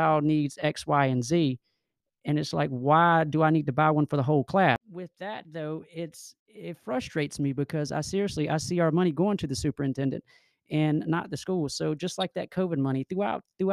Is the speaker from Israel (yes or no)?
no; Fairfield County, South Carolina, United States; I'm from Fairfield County, and my office is down here in Columbia